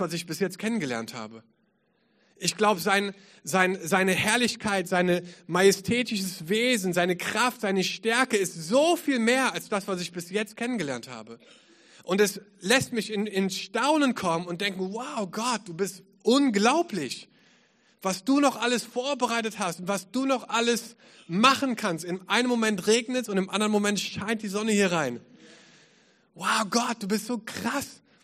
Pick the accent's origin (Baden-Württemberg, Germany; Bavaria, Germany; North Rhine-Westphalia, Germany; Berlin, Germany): North Rhine-Westphalia, Germany; Düsseldorf; moved away as an adult; also born or lived in England; now in Cologne, Germany; Ich bin in Düsseldorf geboren